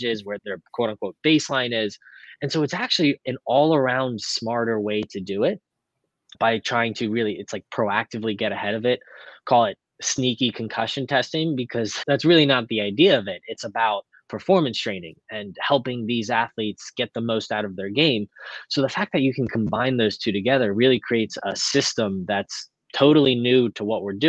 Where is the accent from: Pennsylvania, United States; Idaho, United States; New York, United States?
Pennsylvania, United States; Lancaster; my hometown of Lancaster, Pennsylvania